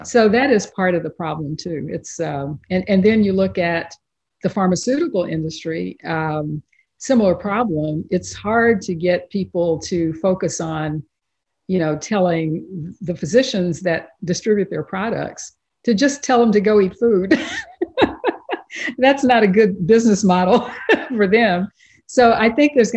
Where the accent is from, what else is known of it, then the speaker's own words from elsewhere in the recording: East Texas, United States; I grew up in East Texas